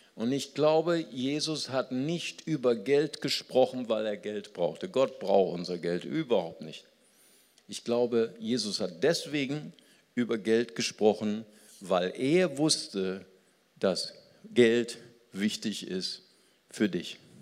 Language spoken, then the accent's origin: German; Germany; also born or lived in Recife, Brazil; ich bin ja in Brasilien geboren, als ich als kleines Kind nach Deutschland kam